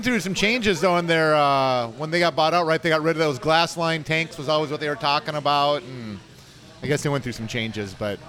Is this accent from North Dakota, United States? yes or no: yes; North Dakota, United States; now in Houston, United States; I'm a Yankee from North Dakota originally, so we can get that Truxillo in there with a little Texas drawl.